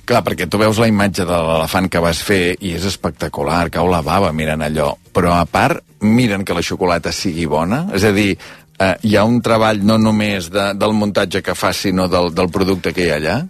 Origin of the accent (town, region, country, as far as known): Taradell, Catalonia, Spain